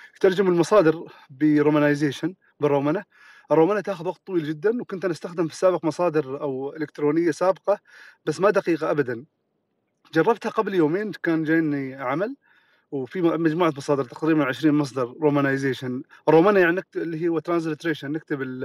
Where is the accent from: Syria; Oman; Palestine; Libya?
Oman; عندنا في عمان